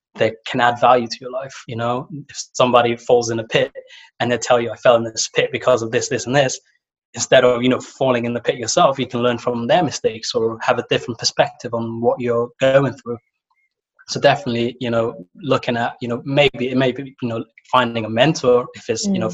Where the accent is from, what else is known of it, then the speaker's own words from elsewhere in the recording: Somalia; moved away; I come from Somalia